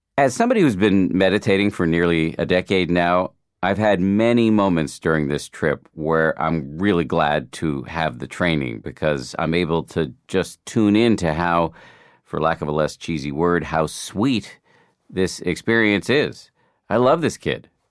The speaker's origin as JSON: {"language": "English", "town": "Boston", "region": "Massachusetts", "country": "United States", "tie": "born or raised there", "moved": "yes", "said": "I grew up in Boston and my parents are still there"}